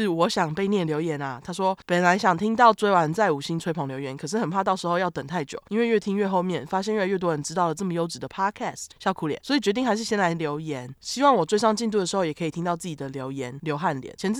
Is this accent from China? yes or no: no; Tainan, Taiwan; 我是台南人，但是因为男友也是同校的学生，不用再当周末情侣，我的生活已经改善很多